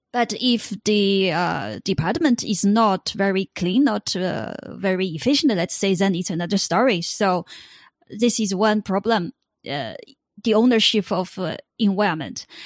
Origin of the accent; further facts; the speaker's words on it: China; I come from China